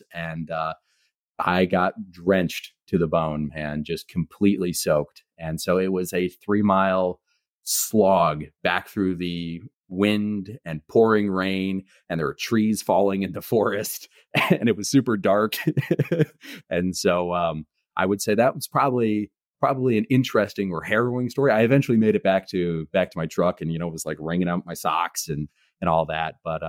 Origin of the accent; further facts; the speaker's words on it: Indiana, United States; So I grew up in Indiana and have lived there a fair amount of my life, but I also like to travel frequently too.